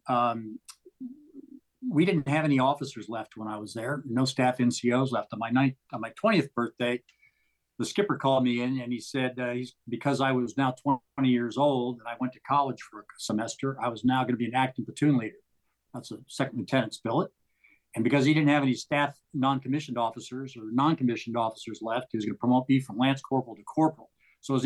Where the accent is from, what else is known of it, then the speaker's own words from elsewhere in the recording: Walnut Creek, California, United States; I grew up in the San Francisco Bay Area in a little town called Walnut Creek.